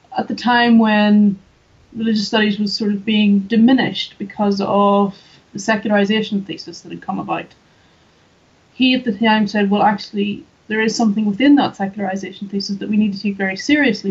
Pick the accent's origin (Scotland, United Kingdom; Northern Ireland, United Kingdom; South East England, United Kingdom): Northern Ireland, United Kingdom; just outside Belfast; I'm from Northern Ireland. So I grew up in just outside Belfast